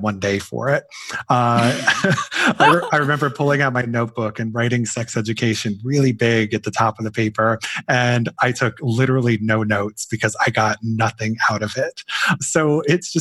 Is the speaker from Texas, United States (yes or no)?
no; Canton, Ohio, United States; my hometown of Canton, Ohio